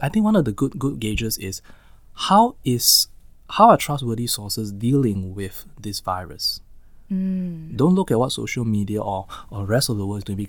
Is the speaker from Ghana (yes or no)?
no; Singapore; we are Singaporean, typically kiasu, right?